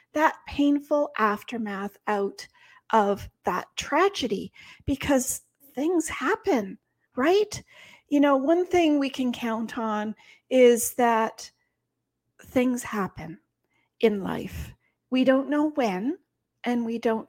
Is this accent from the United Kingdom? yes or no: no; Canada; we're Canadian